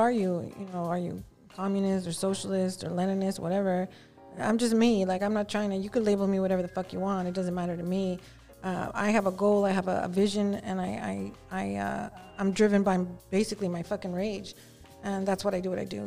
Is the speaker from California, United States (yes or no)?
yes; Los Angeles, California, United States; I'm from Southeast